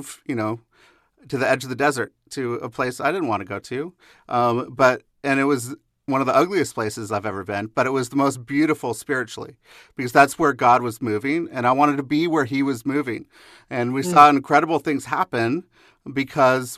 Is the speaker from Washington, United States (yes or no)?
yes; Seattle, Washington, United States; I grew up in Seattle